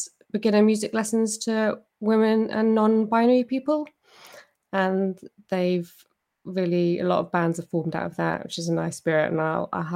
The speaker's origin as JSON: {"language": "English", "area": "Cornwall", "region": "South West England", "country": "United Kingdom", "moved": "yes", "lives_now": "Edinburgh, United Kingdom", "said": "I am actually from Cornwall"}